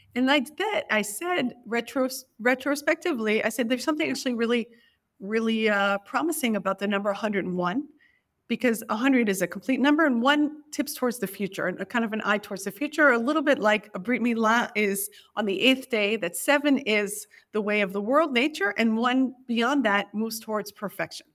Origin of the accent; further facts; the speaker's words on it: New York, United States; I was born in New York, and e, I was actually born in Greenwich Village in nineteen seventy